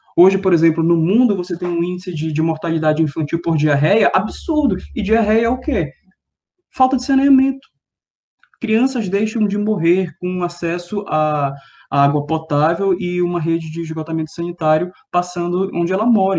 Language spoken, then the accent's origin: Portuguese; Belém, Pará, Brazil; moved away as an adult; now in São Paulo, Brazil; ter vindo de, de Belém, da, da UFPA, vindo para São Paulo